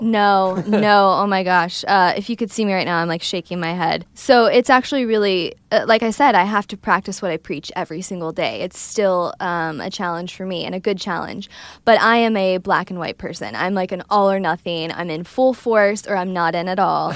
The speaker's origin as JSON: {"language": "English", "region": "Ohio", "country": "United States", "said": "I'm from Ohio, Midwest"}